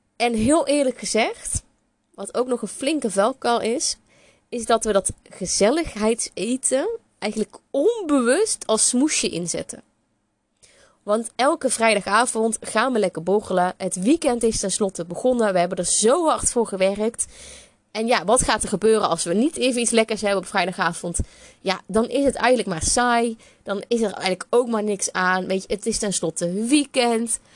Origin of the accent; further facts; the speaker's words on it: North Brabant, Netherlands; accent: Brabant; ik ben een Bourgondische Brabander. Dat hoor je misschien ook nog wel aan mijn accent